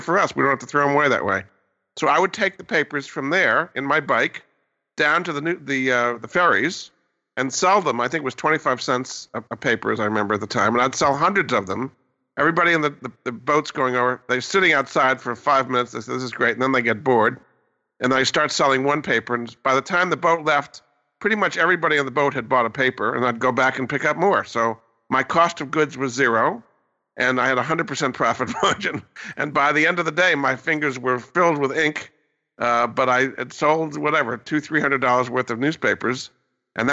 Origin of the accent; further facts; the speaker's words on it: Rhode Island, United States; also born or lived in Cape Cod, Massachusetts; I grew up in Rhode Island